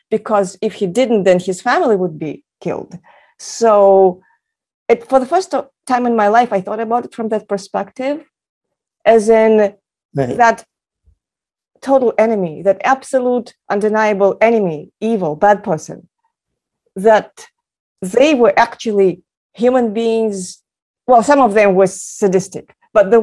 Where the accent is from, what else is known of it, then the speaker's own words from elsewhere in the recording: Moscow, Russia; moved away; Growing up in Moscow, I grew up on movies about World War II